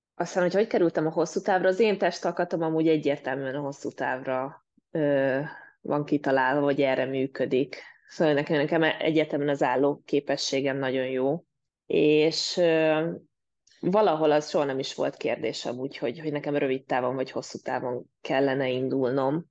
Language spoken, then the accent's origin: Hungarian; Mór, Fejér, Hungary; moved away as an adult; now in Denmark; a szülővárosomban én Móról származom